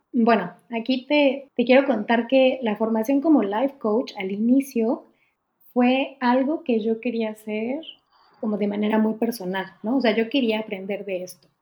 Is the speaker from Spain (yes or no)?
no; Mexico; moved away as an adult; now in Germany; soy mexicana, vivo en Alemania desde hace poquito más de tres años